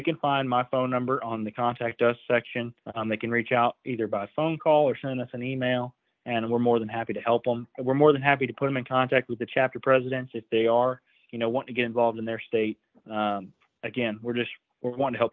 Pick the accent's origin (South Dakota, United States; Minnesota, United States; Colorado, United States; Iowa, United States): Iowa, United States; my home state of Iowa here